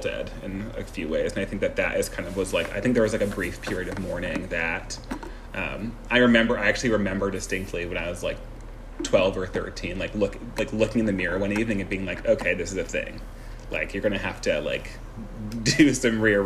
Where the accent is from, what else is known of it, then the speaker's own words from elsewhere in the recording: Seattle, Washington, United States; moved away as an adult; also born or lived in Santa Clara, California / Brooklyn, New York; now in New Orleans, United States; I was born May 19th, 1989 in Seattle, Washington.